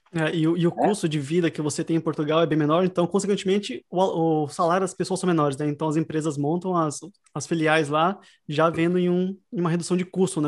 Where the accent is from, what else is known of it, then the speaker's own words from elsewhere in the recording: Sorocaba, São Paulo, Brazil; now in Dublin, Ireland; Eu sou de Sorocaba, no Brasil